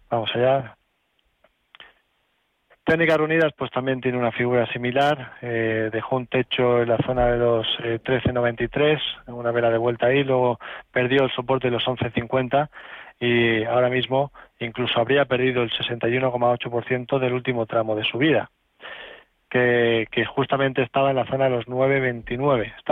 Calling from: Valladolid, Castile and León, Spain; quería preguntarle al analista

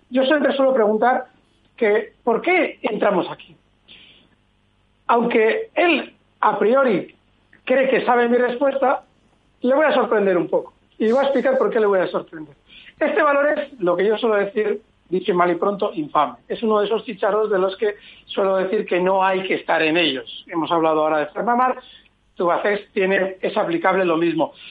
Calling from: Vitoria, Basque Country, Spain; de Vitoria

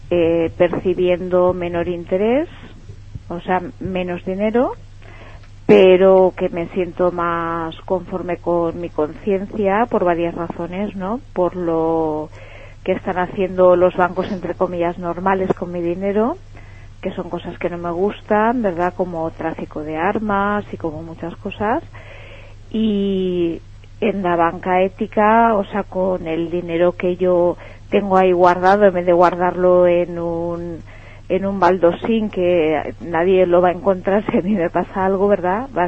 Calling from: Náquera, Valencian Community, Spain; Desde Náquera.

